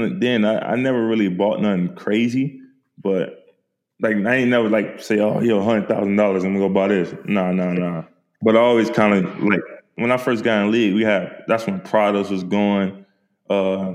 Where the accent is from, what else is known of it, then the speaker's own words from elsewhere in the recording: St. Petersburg, Florida, United States; I'm a kid from St. Petersburg, Florida, that we known for drugs and murders